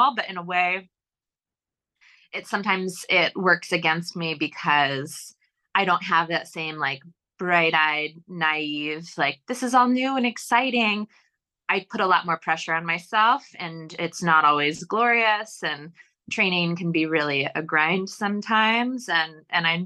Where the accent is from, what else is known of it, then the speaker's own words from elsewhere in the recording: New York, United States; moved away; I grew up in New York State and that's where I lived at the time.